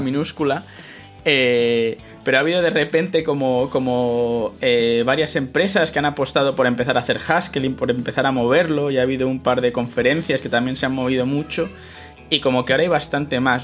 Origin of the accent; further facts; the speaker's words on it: Madrid, Community of Madrid, Spain; moved away as an adult; now in Utrecht, Netherlands; yo nací en Madrid, en España, me mudé aquí eh, a Países Bajos por, el tema este de que es donde hice el doctorado